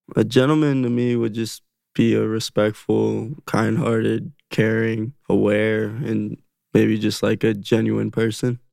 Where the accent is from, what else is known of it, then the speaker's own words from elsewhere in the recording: Las Vegas, Nevada, United States; growing up in Vegas